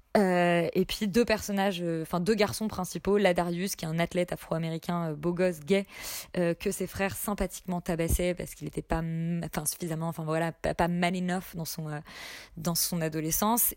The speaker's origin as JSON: {"language": "French", "country": "France", "said": "en tant que français non initié"}